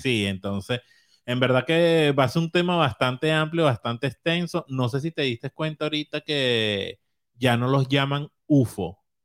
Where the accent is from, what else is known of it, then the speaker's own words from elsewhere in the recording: Caracas, Capital District, Venezuela; la Candelaria, donde vivíamos